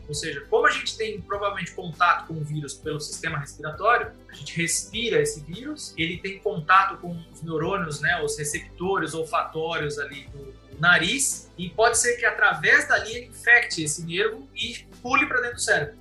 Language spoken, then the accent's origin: Portuguese; Santo André, São Paulo, Brazil; moved away as an adult; also born or lived in São Bernardo do Campo / Germany / Cambridge, United Kingdom; now in Campinas, Brazil; eu nasci em Santo André